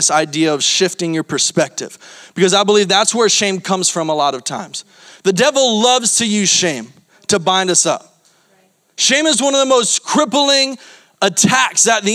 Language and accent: English; Florida, United States; I'm from Florida